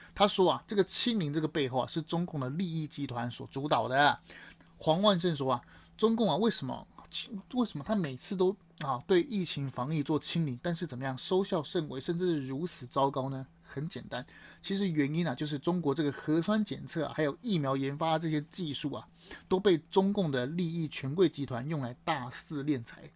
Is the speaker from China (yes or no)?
no; Taiwan; 我们身为台湾人